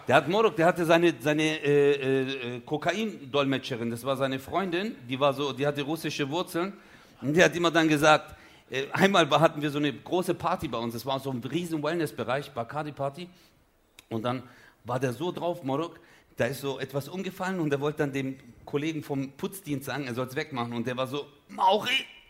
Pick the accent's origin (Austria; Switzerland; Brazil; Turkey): Turkey; Çarşamba, Samsun; da wo ich herkomme in der Türkei